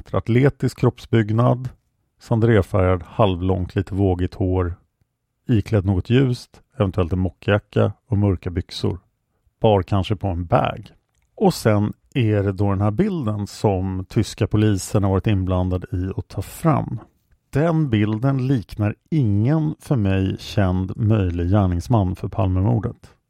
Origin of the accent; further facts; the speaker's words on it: Stockholm, Stockholm County, Sweden; jag växte upp i Kristineberg, som är stationen